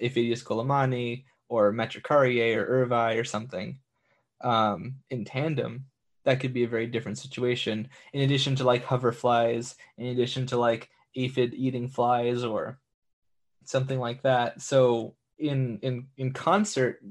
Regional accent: San Diego, California, United States; I'm from San Diego

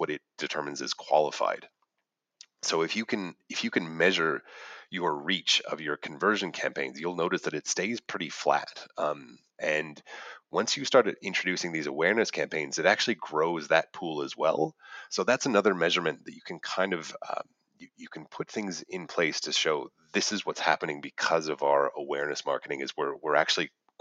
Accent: Canada; moved away as an adult; now in Australia; as I'm a Canadian

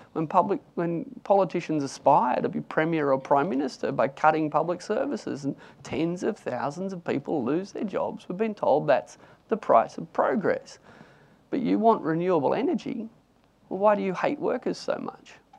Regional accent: Newcastle, New South Wales, Australia; I grew up in Newcastle and I wanted to work in the coal mines when I tried to leave school at 15

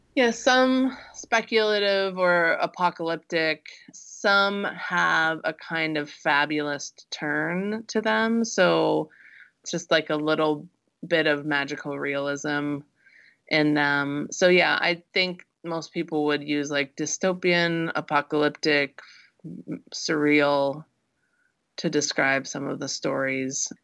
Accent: Midwest, United States; I grew up in the Midwest

